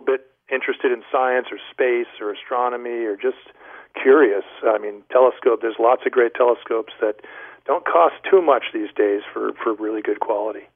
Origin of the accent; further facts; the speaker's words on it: Rhode Island, United States; I grew up in uh, in the great state of Rhode Island, out in the what, what was the western sticks of the state